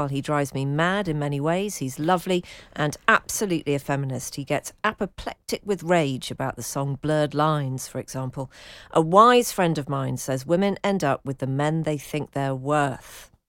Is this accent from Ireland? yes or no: no; London, United Kingdom; one being he's a Scouser and I'm from London.